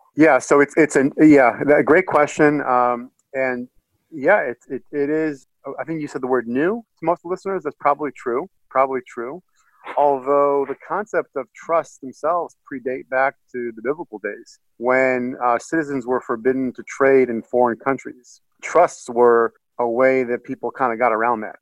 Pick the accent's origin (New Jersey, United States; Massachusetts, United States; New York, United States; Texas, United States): Massachusetts, United States; Boston; now in Chicago, United States; my hometown being Boston, not Chicago